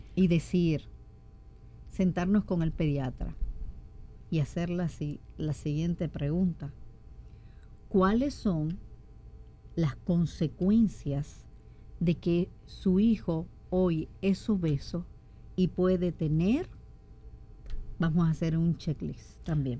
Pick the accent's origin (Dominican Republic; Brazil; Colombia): Dominican Republic; Somos nosotros los dominicanos muy, ¿cómo decirle? Muy asiduos a freír